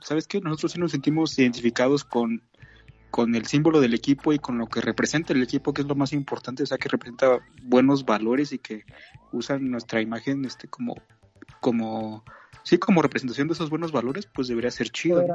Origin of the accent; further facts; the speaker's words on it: Mexico; a los mexicanos hablando mal inglés